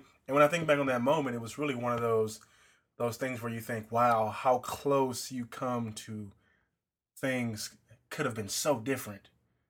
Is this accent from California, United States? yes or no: yes; Compton, California, United States; I grew up in Compton.